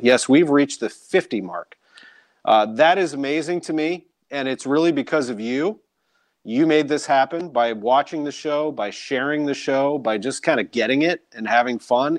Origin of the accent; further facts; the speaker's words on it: St. Louis, Missouri, United States; growing up in St. Louis and going to those games